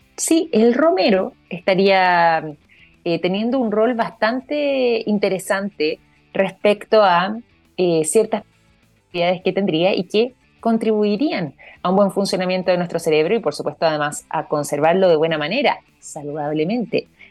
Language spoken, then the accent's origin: Spanish; Chile; nosotros como chilenos acá